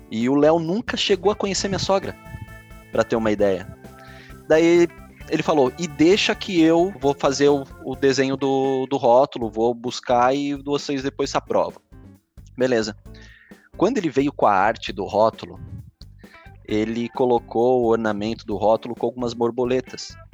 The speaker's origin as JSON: {"language": "Portuguese", "region": "São Paulo", "country": "Brazil", "said": "eu venho de São Paulo, né? Da época onde a gente tinha importadoras com vinhos franceses, italianos, bem baratos, né?"}